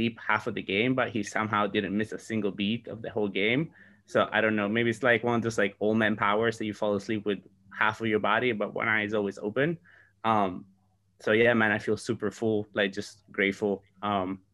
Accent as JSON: {"language": "English", "region": "Sardinia", "country": "Italy", "tie": "born or raised there", "moved": "yes", "said": "I am in my hometown in Sardinia"}